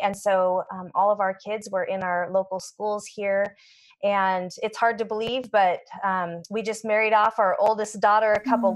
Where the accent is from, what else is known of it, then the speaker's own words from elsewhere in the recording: Portland, Oregon, United States; also born or lived in Atlanta, Georgia / Washington / Spokane, Washington; I was born in Atlanta, Georgia, but when I was 1, my family moved up to Portland, Oregon and spent uh, pretty much all my growing up years in the Pacific Northwest between Oregon and Washington.